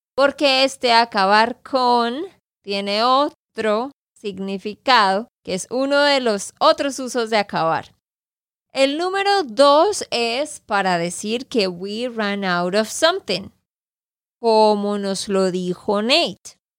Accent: Santander, Colombia; de Santander, Colombia

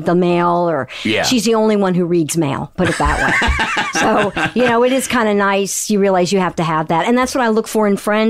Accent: Raleigh, North Carolina, United States; also born or lived in Endicott, New York; I was born in upstate New York near Endicott. And when IBM moved to the South, because my father worked for IBM, that's when we moved to Raleigh, North Carolina. And so I was like three. So I was raised in North Carolina.

